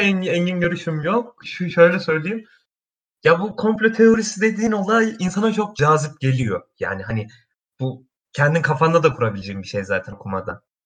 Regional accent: Kastamonu, Turkey; now in Istanbul, Turkey; Kastamonluyum aslen.

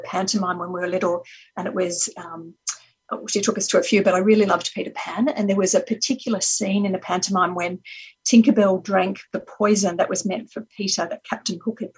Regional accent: Sydney, New South Wales, Australia; I grew up in Sydney by a beach

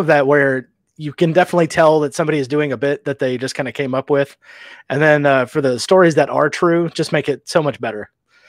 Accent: Omaha, Nebraska, United States; born there; also born or lived in Nevada / Texas / Louisiana; I was born in Omaha, Nebraska, of all places. Lived out west in Reno, down in Texas for a little bit. And just Louisiana is just kind of where I ended up.

